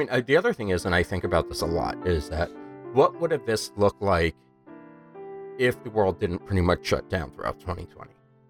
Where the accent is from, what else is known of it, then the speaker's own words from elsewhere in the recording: New York, United States; moved away; I'm from New York.